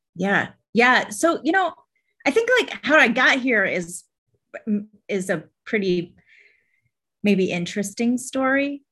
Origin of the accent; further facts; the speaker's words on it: Vermont, United States; now in Atlanta, United States; when I was young, I grew up in Vermont